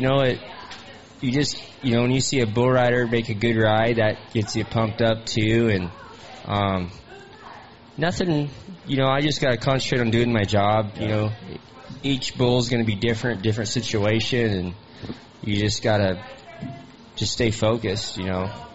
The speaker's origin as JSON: {"language": "English", "town": "Lakeside", "region": "California", "country": "United States", "tie": "born or raised there", "said": "I'm from Lakeside, California"}